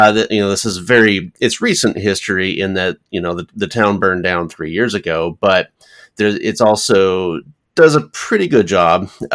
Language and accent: English; Paradise, California, United States; moved away; I'm originally from California, and my hometown was Paradise, California